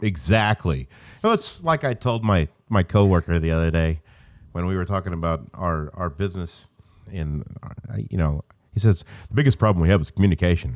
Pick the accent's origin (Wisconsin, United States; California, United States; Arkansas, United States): Arkansas, United States; Stuttgart; I'm from Arkansas